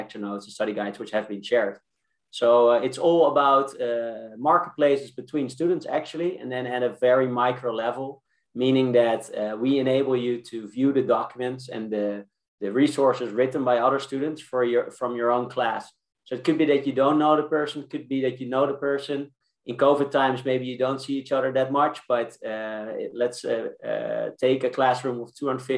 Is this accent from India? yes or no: no; Amsterdam, North Holland, Netherlands; I'm from Amsterdam.